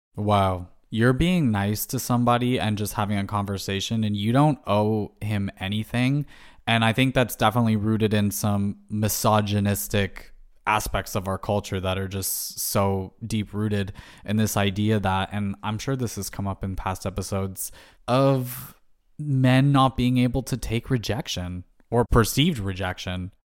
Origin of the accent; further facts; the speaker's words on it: Canada; as a Canadian